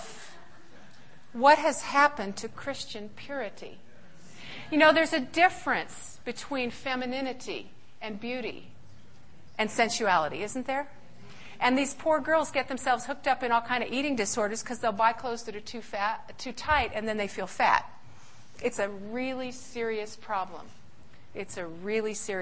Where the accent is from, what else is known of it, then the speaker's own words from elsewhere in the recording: Riverside, California, United States; moved away as an adult; also born or lived in San Francisco, California; now in Michigan, United States; I was born in California, San Francisco, raised in Riverside